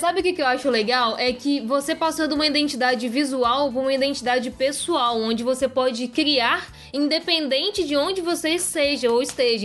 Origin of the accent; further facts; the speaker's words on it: Belo Horizonte, Minas Gerais, Brazil; A gente é de Belo Horizonte, a gente ama a nossa cidade.